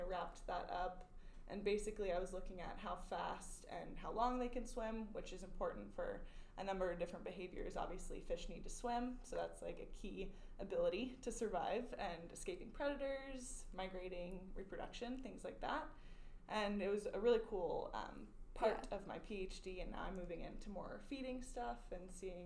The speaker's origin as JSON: {"language": "English", "town": "Houston", "region": "Texas", "country": "United States", "tie": "born or raised there", "said": "where I grew up in the Houston area, Galveston is the beach that's closest to us"}